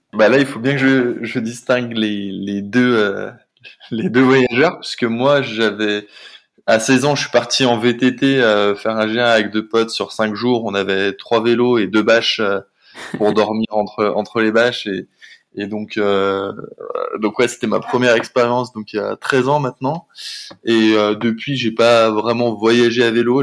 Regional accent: near Saint-Étienne, Auvergne-Rhône-Alpes, France; moved away; also born or lived in Paris / Rio de Janeiro; on est originaire tous les deux de Rhône-Alpes, elle de Grenoble et moi de près de Saint-Étienne.

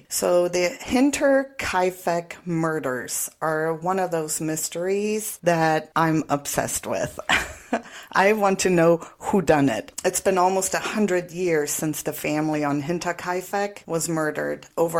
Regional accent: Germany; moved away; I am, believe it or not, back in my home country.

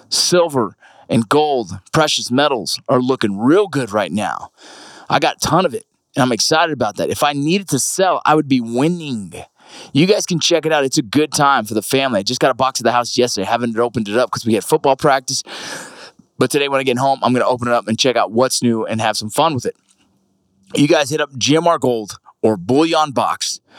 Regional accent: Los Angeles, California, United States; I'm from LA, man.

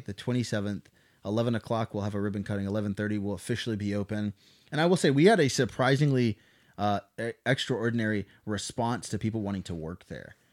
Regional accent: Blue Eye, Missouri, United States; also born or lived in Phoenix, Arizona / Anchorage, Alaska; now in Coffeyville, United States; I actually grew up in Branson, Missouri

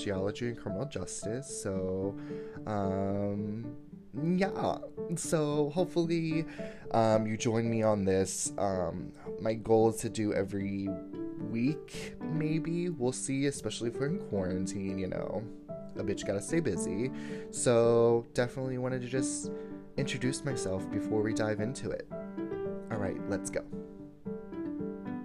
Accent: Fort Lauderdale, Florida, United States; I was born in the Sunshine State of Florida in Fort Lauderdale

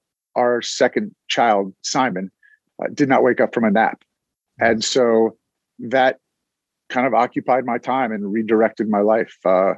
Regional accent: Cincinnati, Ohio, United States; moved away as an adult; now in Philadelphia, United States; So I was born in Cincinnati, Ohio, and grew up there, went to college at Ohio State, where I met my wife. She's from Philadelphia, and that's how I got here.

